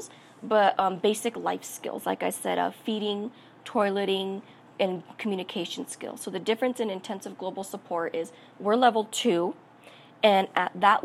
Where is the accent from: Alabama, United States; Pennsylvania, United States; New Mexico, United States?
New Mexico, United States; Albuquerque; I was born and raised in New Mexico. On both sides of my family, from my parents, were from northern New Mexico, but I was born and raised here in Albuquerque.